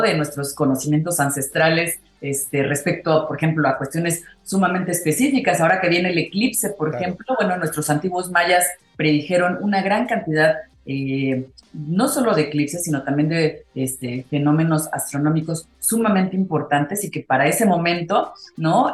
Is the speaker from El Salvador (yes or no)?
no; Mexico; decimos aquí en México